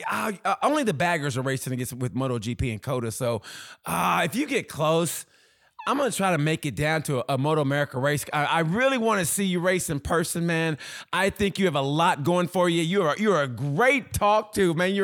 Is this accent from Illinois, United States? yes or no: no; Oklahoma, United States; I grew up born and raised in Oklahoma